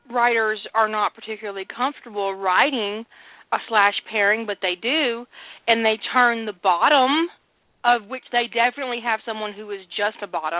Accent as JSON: {"language": "English", "region": "the South", "country": "United States", "tie": "born or raised there", "said": "I grew up in the South, and I have a lot of male cousins and uncles"}